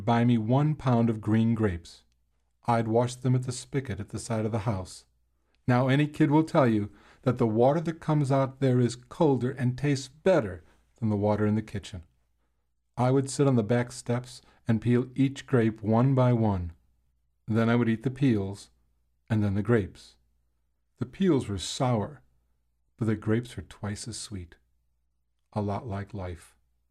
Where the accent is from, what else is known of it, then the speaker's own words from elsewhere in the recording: Chicago, Illinois, United States; When I was a boy growing up in Chicago